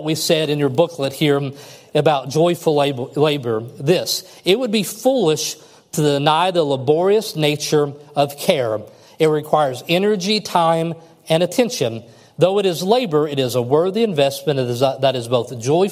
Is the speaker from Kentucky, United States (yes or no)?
yes; Kentucky, United States; I'm from Kentucky